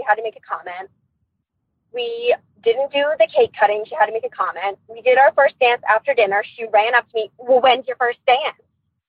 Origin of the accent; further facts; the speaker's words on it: Pennsylvania, United States; Heather, I'm going to remain anonymous, but I am from Pennsylvania.